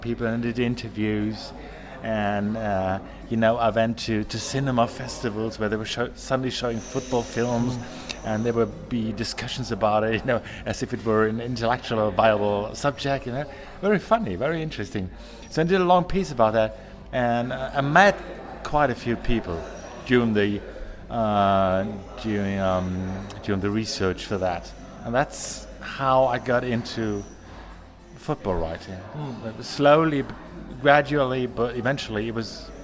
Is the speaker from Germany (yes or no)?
yes; Ruhr area, near Dortmund, North Rhine-Westphalia, Germany; English is a second language; also born or lived in Baltic Sea; when I was 1 year old, my family moved away from Dortmund, just 20 minutes down the road